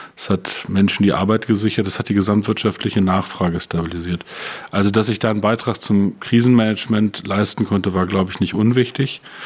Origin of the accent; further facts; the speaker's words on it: Peine, Lower Saxony, Germany; moved away as an adult; also born or lived in Brandenburg; Peine ist eine wunderbare Stadt, ist meine Heimatstadt, 50.000 Einwohner, zwischen Braunschweig und Hannover gelegen.